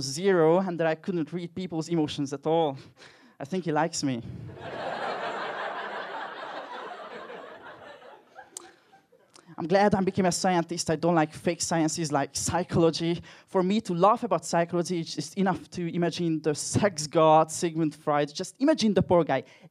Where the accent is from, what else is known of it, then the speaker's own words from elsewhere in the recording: Hungary; English is a second language; moved away; I'm personally from Hungary, as you can probably tell from my accent.